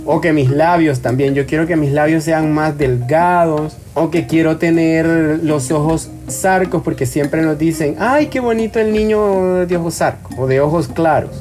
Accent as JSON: {"language": "Spanish", "country": "El Salvador", "said": "mi identidad afro, salvadoreña"}